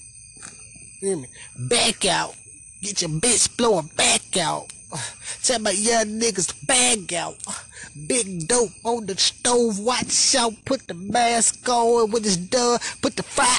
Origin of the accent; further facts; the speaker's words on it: Memphis, Tennessee, United States; I'm from Now Memphis